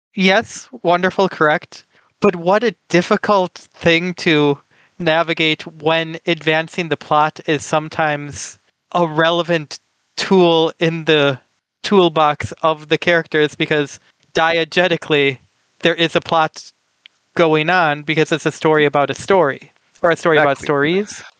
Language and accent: English; United States; I am from the United States of America